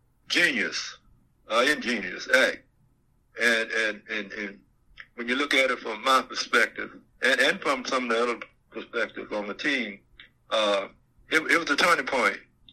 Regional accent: Mobile, Alabama, United States; It was about my hometown. It was about all the people in my hometown.

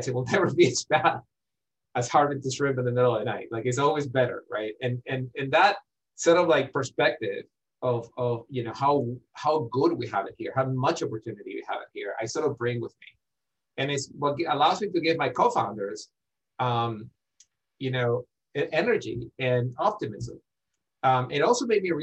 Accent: Ecuador; English is a second language; now in United States; I grew up in Ecuador, and I did not grow up, you know, wealthy

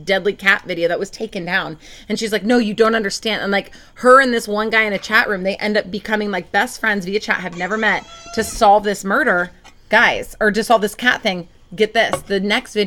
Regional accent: Portland, Oregon, United States; also born or lived in Lake Oswego, Oregon; now in Southern California, United States; I'm from Portland, Oregon

